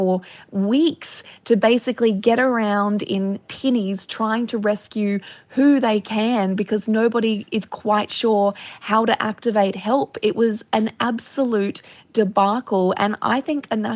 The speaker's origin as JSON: {"language": "English", "town": "Gold Coast", "region": "Queensland", "country": "Australia", "tie": "born or raised there", "said": "I grew up on the Gold Coast"}